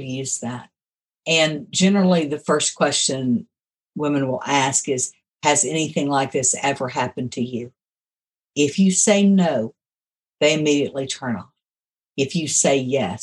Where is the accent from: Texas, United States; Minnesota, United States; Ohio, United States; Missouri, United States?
Texas, United States; Houston; moved away; also born or lived in Augusta, Arkansas / Little Rock, Arkansas; I was raised in Houston, Texas